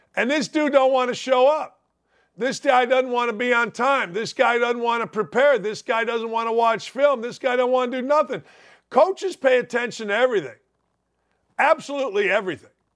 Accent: Gary, Indiana, United States; now in Indianapolis, United States; I grew up in Gary, Indiana.

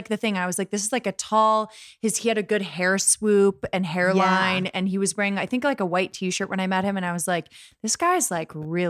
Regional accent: Columbus, Ohio, United States; from my hometown, Columbus, Ohio.

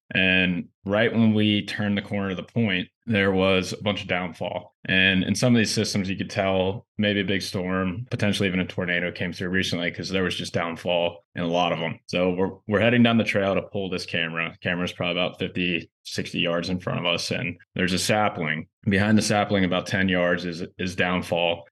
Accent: Ohio, United States; I'm from Ohio.

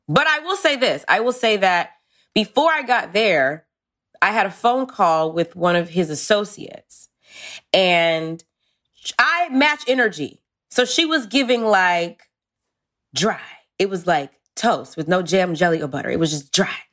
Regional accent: Georgia, United States; moved away; I'm from Georgia originally

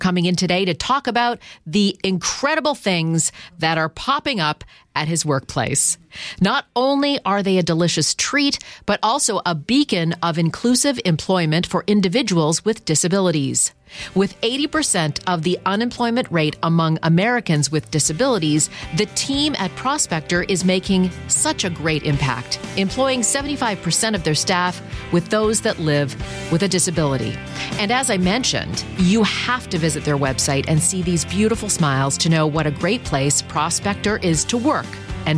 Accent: Canada; moved away; I grew up in Canada

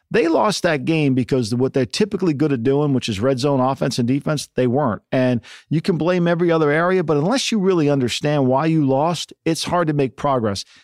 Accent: New Jersey, United States; now in Los Angeles, United States; for me in Jersey, like there's you have high school football, ten o'clock

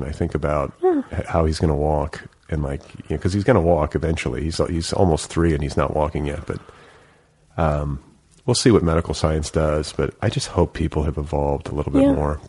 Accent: Milwaukee, Wisconsin, United States; I came from Milwaukee and like, it was this huge, it was the sport.

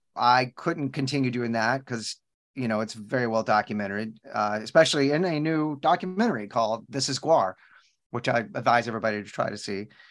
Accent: Texas, United States; I'm born and raised in Texas

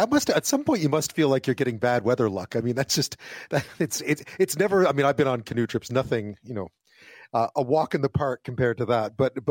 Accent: Quebec, Canada; I grew up in Quebec

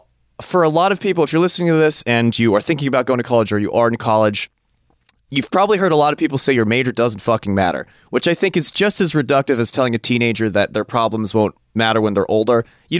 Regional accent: San Francisco, California, United States; now in Los Angeles, United States; I'm from the Bay Area, Maya. I'm from San Francisco, and I always, even though we're both from California, me and Esty, have always been enamored with folks from Los Angeles

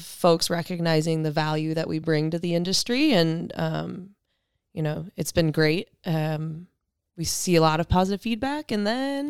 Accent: Michigan, United States; Originally born and raised in Michigan, and went to school there.

